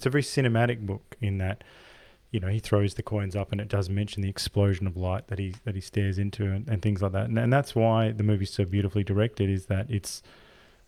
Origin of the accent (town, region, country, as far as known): Australia